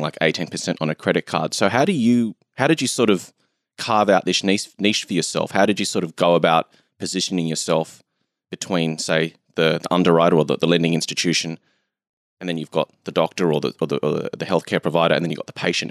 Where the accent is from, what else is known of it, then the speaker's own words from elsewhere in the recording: Australia; I'm from Australia